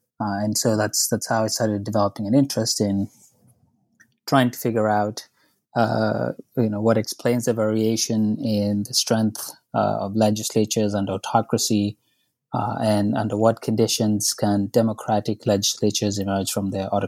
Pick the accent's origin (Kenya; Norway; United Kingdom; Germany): Kenya; moved away as an adult; now in United States; I was born and raised in Kenya, came to the U.S. for undergraduate, ended up staying to get my Ph.D.